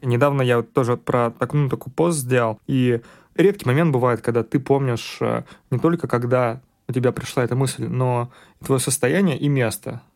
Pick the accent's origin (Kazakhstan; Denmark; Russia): Russia; Siberia; moved away; also born or lived in Warsaw, Poland; Я находился в Новосибирске, поскольку я сибиряк